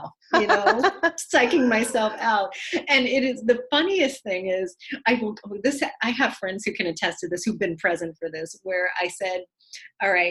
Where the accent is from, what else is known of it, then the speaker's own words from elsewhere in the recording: New York City, New York, United States; being a daughter of immigrants and, you know, growing up in the Bronx